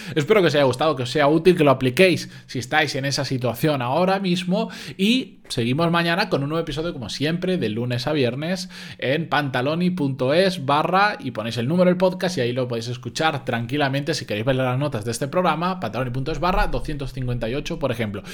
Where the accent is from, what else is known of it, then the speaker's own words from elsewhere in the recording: Spain; los que somos de España